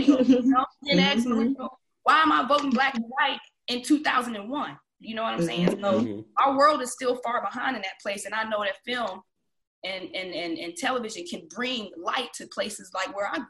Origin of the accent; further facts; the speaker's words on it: Columbus, Mississippi, United States; moved away; I grew up in Mississippi, in a small town, Columbus, Mississippi